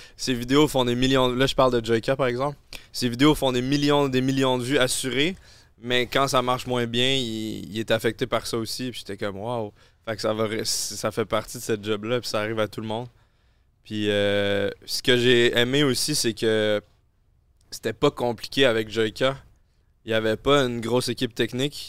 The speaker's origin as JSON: {"language": "French", "region": "Quebec", "country": "Canada", "accent": "Québécois"}